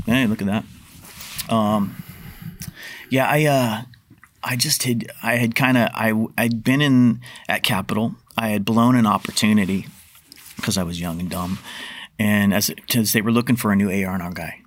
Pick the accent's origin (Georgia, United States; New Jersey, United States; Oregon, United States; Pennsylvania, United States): Oregon, United States; Portland; I grew up in North Portland